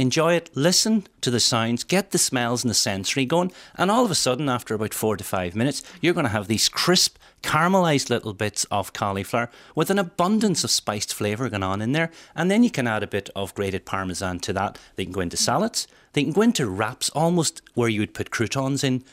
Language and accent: English; Welsh, Wales, United Kingdom; being Welsh